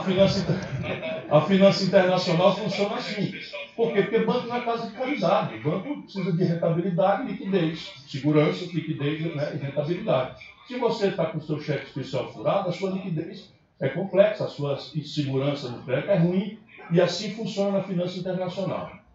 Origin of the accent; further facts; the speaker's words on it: Sobral, Ceará, Brazil; moved away; Meu vim de Sobral, sabe como é, né? Eu saí de Sobral, mas Sobral não saiu de mim.